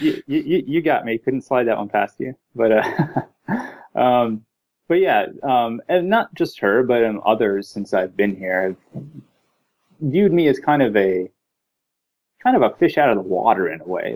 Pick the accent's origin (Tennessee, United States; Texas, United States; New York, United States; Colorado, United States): Texas, United States; moved away as an adult; now in California, United States; I was born in Texas, grew up in Texas